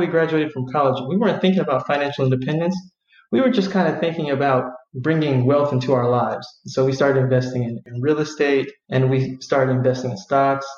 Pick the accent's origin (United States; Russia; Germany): United States; Vallejo, California; I'm from Vallejo, so it's a relatively small town